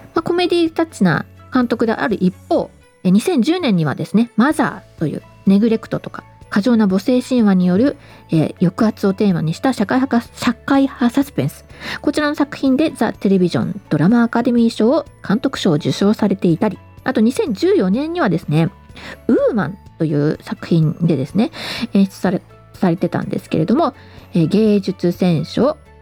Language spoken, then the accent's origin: Japanese; Kanto, Japan; 私は関東育ち